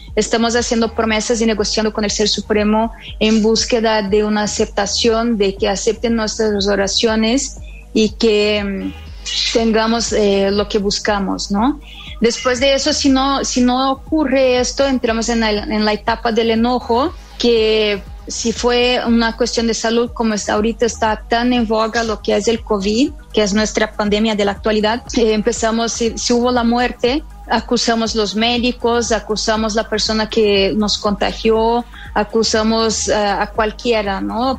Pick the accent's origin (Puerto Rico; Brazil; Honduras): Brazil; moved away as an adult; also born or lived in Havana, Cuba; now in Mexico; Soy brasileña y en el año del 2010 me vine a vivir a México